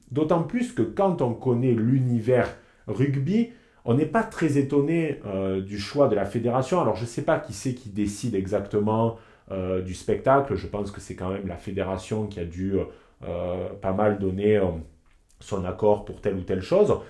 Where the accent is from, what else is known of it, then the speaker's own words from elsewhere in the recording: southern France, France; moved away as an adult; also born or lived in Lyon; quand je rentre chez moi dans le sud